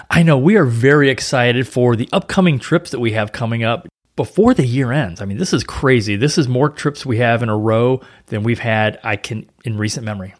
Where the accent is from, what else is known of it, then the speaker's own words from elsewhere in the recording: St. Louis, Missouri, United States; now in Florida, United States; in the Midwest, like where I grew up in Saint Louis